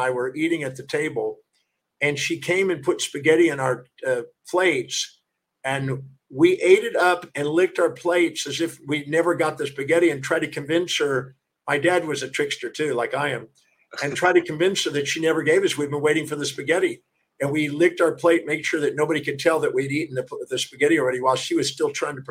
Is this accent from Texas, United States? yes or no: yes; Houston, Texas, United States; also born or lived in Richmond, Texas / Hawaii; I was in Houston, Texas until I was 12.